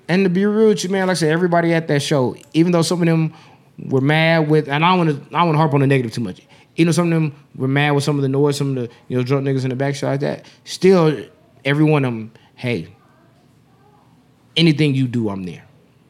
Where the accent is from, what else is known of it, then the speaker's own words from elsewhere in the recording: Las Vegas, Nevada, United States; And this is my town. I'm born and raised in Vegas.